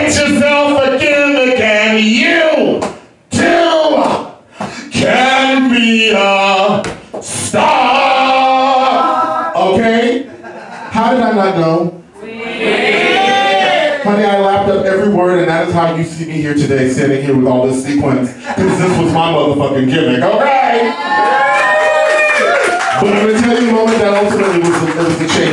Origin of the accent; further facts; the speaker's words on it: Texas, United States; I grew up in Texas, and when you are black and you grow up in Texas, you must go to church on Sunday.